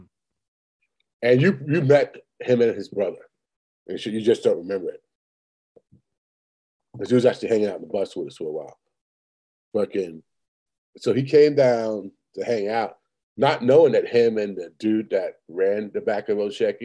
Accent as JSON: {"language": "English", "region": "New York", "country": "United States", "said": "New York"}